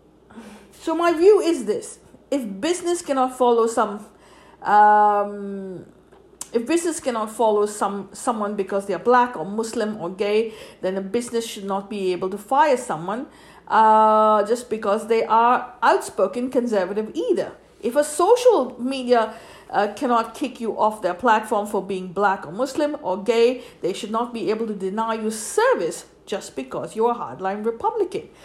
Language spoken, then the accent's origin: English; United States